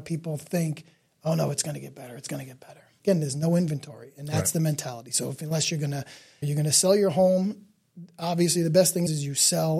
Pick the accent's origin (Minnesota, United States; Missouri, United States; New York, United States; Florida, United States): New York, United States; New York City; So again, we're from Staten Island